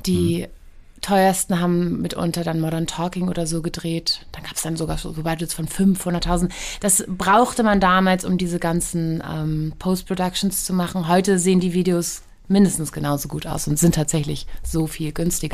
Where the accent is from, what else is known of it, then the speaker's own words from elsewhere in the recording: Hamburg, Germany; ich bin geboren in ähm, im AK Wandsbek